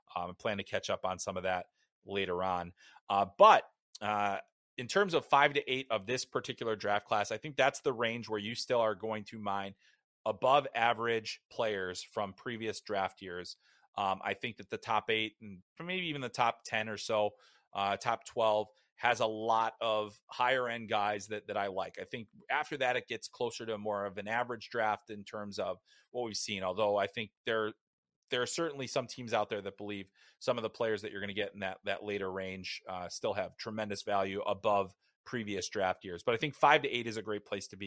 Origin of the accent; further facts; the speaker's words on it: United States; as an American